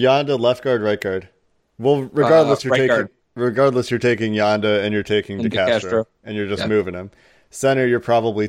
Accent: Cincinnati, Ohio, United States; it's different for Joe and I because I'm from Cincinnati and Joe's just picked the Bengals because they have cool helmets.

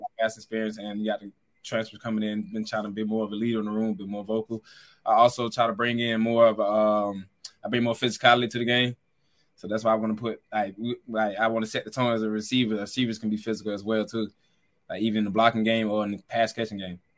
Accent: the South, United States; moved away; we're both from the South, and we, our city is basically thirty minutes apart

